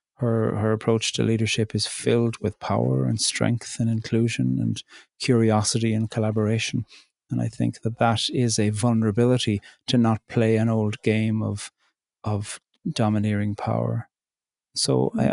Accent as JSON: {"language": "English", "area": "County Cork", "region": "Munster", "country": "Ireland", "also_born_or_lived": "border between County Fermanagh and Donegal", "moved": "as an adult", "lives_now": "Northern Ireland/Donegal border, Ireland", "said": "I'm Irish. I'm from County Cork, and I live in the north on the border between County Fermanagh and Donegal in Ireland"}